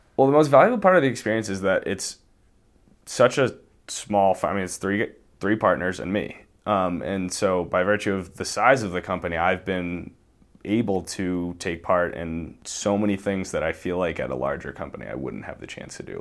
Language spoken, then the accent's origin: English; Boston, Massachusetts, United States; moved away as an adult; now in Montana, United States; I grew up in the Boston area.